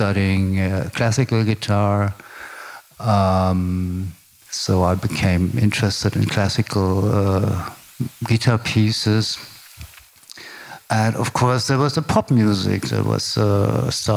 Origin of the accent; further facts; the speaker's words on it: Berlin, Germany; I grew up in former West Berlin, in the western part of the city of Berlin.